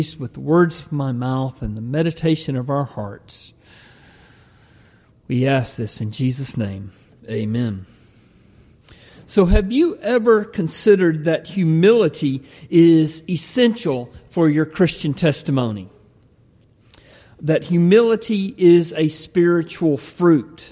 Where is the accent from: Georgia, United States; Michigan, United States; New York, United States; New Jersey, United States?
Georgia, United States; moved away; I was raised in Georgia